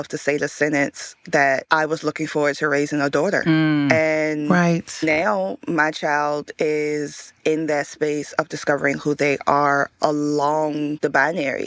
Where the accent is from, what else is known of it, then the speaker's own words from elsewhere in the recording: Richmond, Virginia, United States; Growing up in Richmond, Virginia